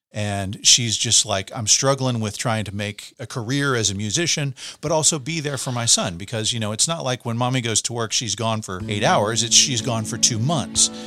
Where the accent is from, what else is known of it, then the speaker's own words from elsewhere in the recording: Arkansas, United States; I'm from Arkansas